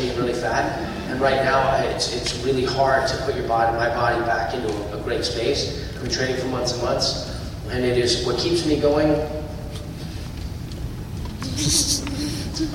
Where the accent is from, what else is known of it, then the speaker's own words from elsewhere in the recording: United States; as an American